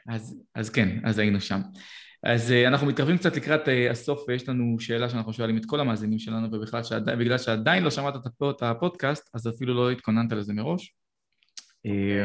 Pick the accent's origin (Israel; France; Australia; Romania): Israel; בתור ישראלים